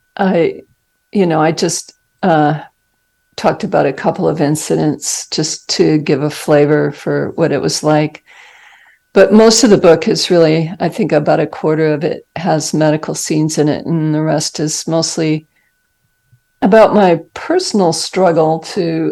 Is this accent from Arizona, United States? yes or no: yes; Arizona, United States; moved away as an adult; also born or lived in Salt Lake City, Utah / Boston, Massachusetts; I grew up in Arizona and went to college there, medical school in Salt Lake City